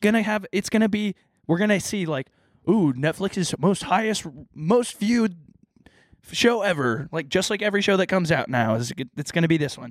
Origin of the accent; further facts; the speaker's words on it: Texas, United States; I grew up in Texas